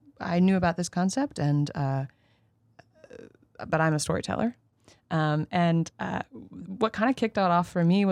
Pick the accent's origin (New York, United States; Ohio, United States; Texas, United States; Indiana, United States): New York, United States; just north of New York City, United States; I am a New Yorker, born and raised, but technically I'm from just north of the city